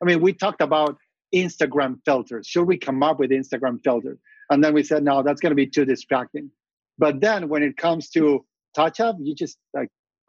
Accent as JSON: {"language": "English", "country": "Argentina", "tie": "born or raised there", "moved": "as an adult", "lives_now": "Silicon Valley, United States", "said": "Growing up in Argentina"}